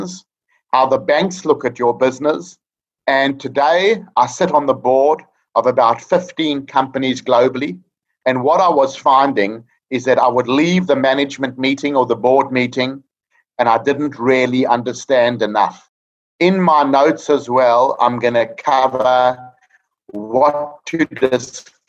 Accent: South Africa; moved away as an adult; now in Australia; I'm a South African chartered accountant living in Australia for the past 25 years

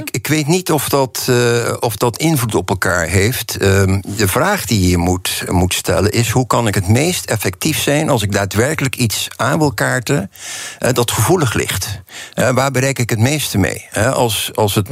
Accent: Netherlands

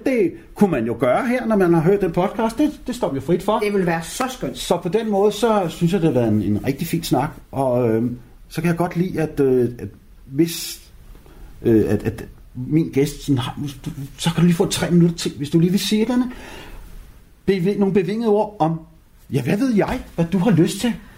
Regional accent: Copenhagen, Capital Region of Denmark, Denmark; jeg voksede op i København K

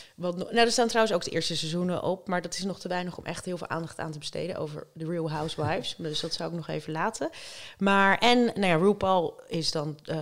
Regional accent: Rotterdam, South Holland, Netherlands; niks voor mij als Rotterdamse

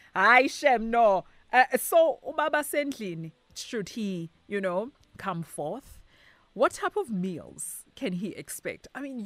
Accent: Soweto, Gauteng, South Africa; I'm from DK

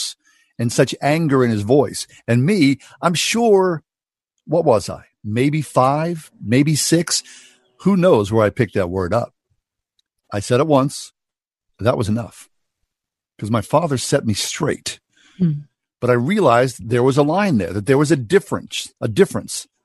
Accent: Swissvale, Pennsylvania, United States; I grew up in Swissvale, and I graduated from high school in the 1970s

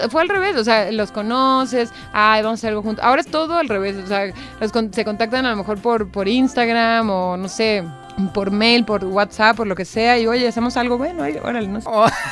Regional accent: Tijuana, Baja California, Mexico; accent: norteño; also born or lived in Argentina; now in Mexico City, Mexico; soy de Tijuana, soy del norte

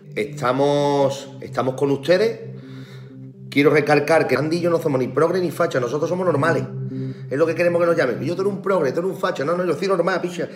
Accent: Cádiz, Andalusia, Spain; nosotros somos de Cádiz

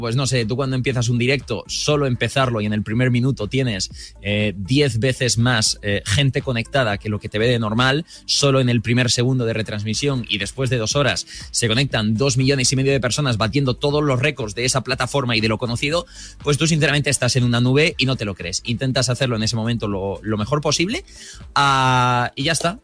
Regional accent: Murcia, Region of Murcia, Spain; yo soy de Murcia

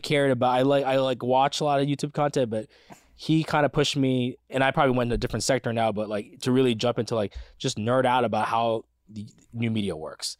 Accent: United States; as an American

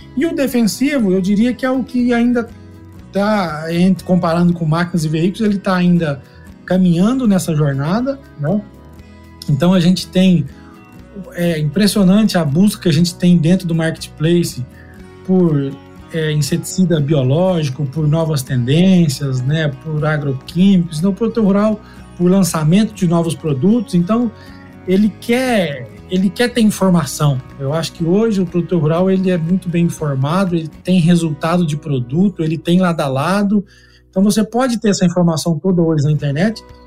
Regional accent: Uberlândia, Minas Gerais, Brazil; moved away as an adult; also born or lived in Goiânia; now in Campinas, Brazil; Eu sou agrônomo também, sou natural de Uberlândia, Minas.

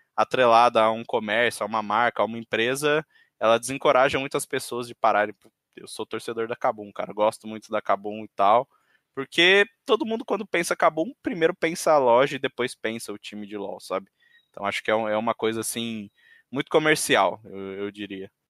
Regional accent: interior of São Paulo, Brazil; Eu sou do interior de São Paulo

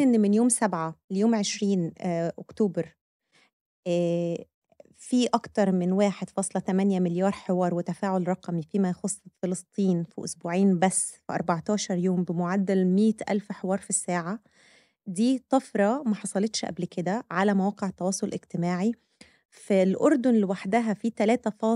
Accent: Egypt; احنا كمصريين

